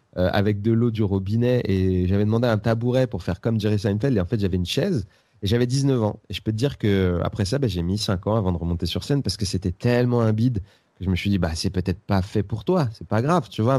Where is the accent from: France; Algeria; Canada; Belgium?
France; Seine-Saint-Denis, Île-de-France; also born or lived in Bobigny / Aubervilliers / La Courneuve; Je suis né à, je euh, en Seine-Saint-Denis. Mais c'est pas très important, hein, mais bon, je... En fait, j'ai fait toute ma vie en Seine-Saint-Denis entre euh, Bobigny, Aubervilliers et La Courneuve.